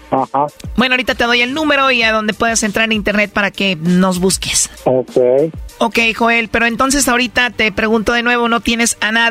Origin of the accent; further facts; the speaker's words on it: El Salvador; accent: centroamericano; moved away; Soy salvadoreña.